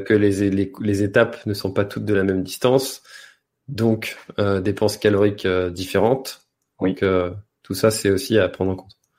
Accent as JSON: {"language": "French", "country": "France", "said": "nous, en tant que Français"}